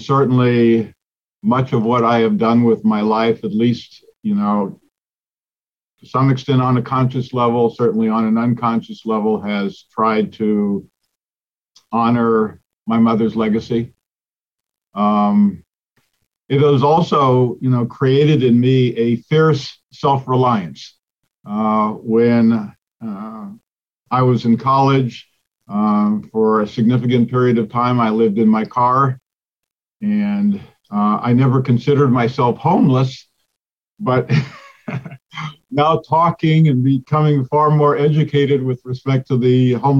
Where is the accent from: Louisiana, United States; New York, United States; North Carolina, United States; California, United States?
California, United States; Pasadena; I was born in the Los Angeles area in Pasadena back in 1956